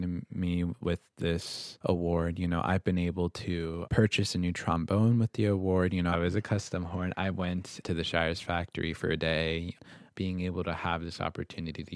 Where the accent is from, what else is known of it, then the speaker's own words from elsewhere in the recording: Ann Arbor, Michigan, United States; I was born in Ann Arbor. I'd say it was a really, really unique experience growing up.